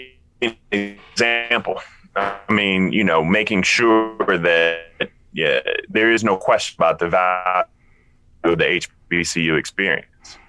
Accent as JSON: {"language": "English", "town": "Denmark", "region": "South Carolina", "country": "United States", "said": "So, you know, I'm from Denmark."}